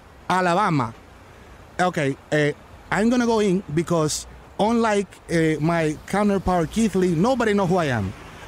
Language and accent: English; Dominican Republic; English is a second language; I'm from Dominican.